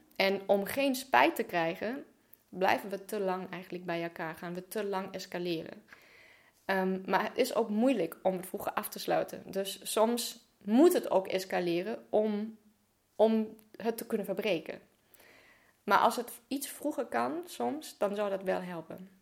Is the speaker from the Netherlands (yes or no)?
no; Germany; moved away; geboren en opgegroeid in Duitsland.